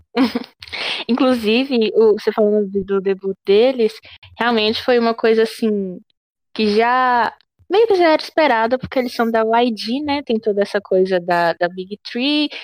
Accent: Brazil; eu sou brasileira e não gringa

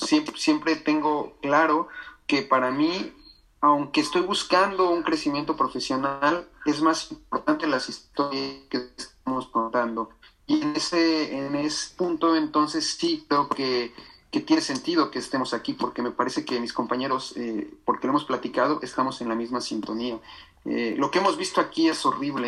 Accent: Mexico; nosotros como mexicanos necesitamos visa

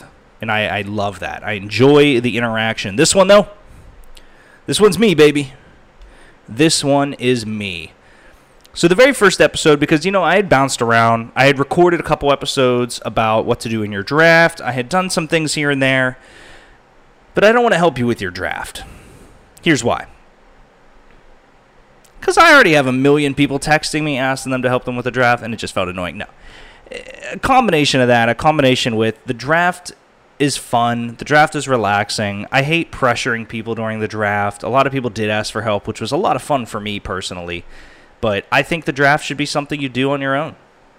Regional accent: Pittsburgh, Pennsylvania, United States; I'm from Pittsburgh.

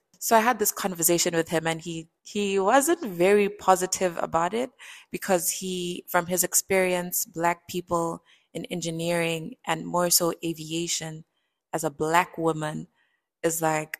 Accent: Botswana; So I would say I was raised in Botswana.

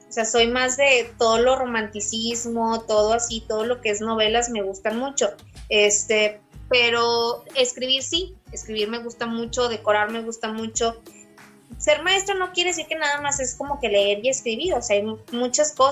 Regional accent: Saltillo, Coahuila, Mexico; also born or lived in Ramos Arizpe, Coahuila; Originaria de Saltillo, Coahuila. Nací en Ramos, pero pues toda mi vida he radicado aquí en Saltillo.

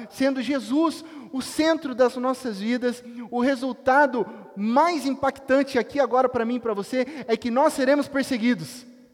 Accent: Itapetininga, São Paulo, Brazil; a grande Itapetininga, cidade onde onde eu nasci

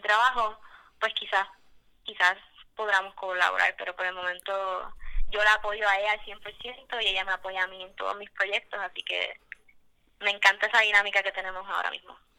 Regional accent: Mayagüez, Puerto Rico; yo soy de Mayagüez

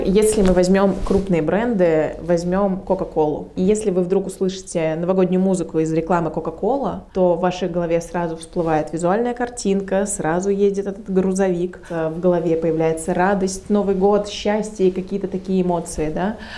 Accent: Protvino, Moscow Oblast, Russia; я из Протвино, и я очень люблю этот город

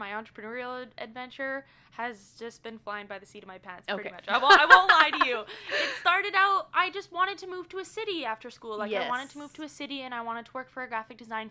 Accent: Peace River, Alberta, Canada; also born or lived in Minnesota / Pennsylvania; I was born and raised in Peace River. Lived here pretty much my whole life

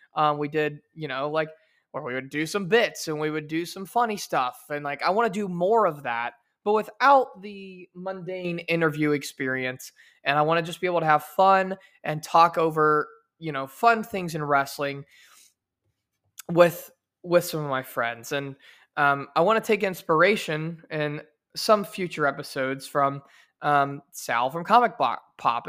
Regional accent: Versailles, Indiana, United States; also born or lived in Shreveport, Louisiana; my hometown where I was born and raised of Versailles, Indiana

